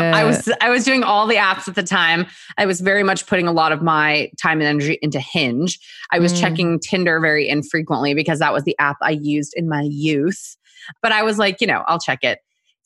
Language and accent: English; Texas, United States; also born or lived in South Korea; now in New York, United States; And I was born in Korea. And so my family and I moved from there when I was like 4 and a half. So half Korean, moved to Texas, and then could not wait to get my ass to New York as soon as possible.